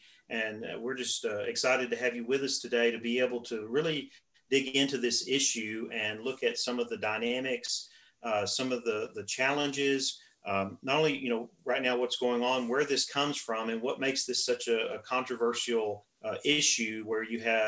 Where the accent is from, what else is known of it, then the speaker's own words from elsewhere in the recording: Texas, United States; moved away; also born or lived in East Coast; having grown up in Texas myself, but have lived on the East Coast